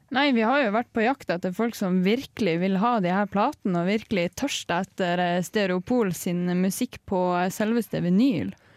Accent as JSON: {"language": "Norwegian", "town": "Tromsø", "region": "Northern Norway", "country": "Norway", "moved": "yes", "said": "jeg er jo fra Nord-Norge"}